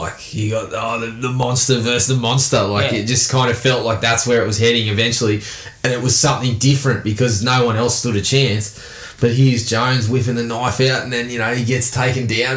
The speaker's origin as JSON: {"language": "English", "country": "Australia", "tie": "born or raised there", "said": "Growing up in Australia"}